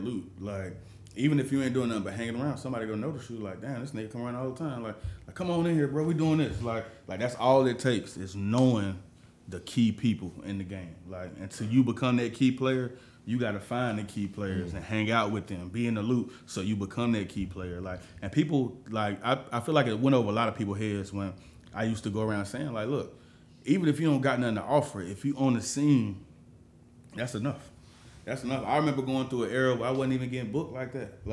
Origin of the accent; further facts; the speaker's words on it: Charlotte, North Carolina, United States; born and raised in Charlotte